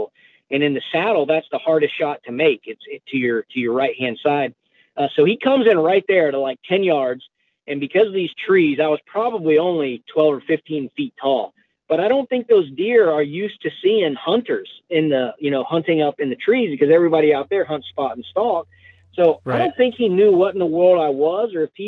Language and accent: English; Pensacola, Florida, United States; moved away as an adult; also born or lived in Colorado; I grew up in Pensacola, Florida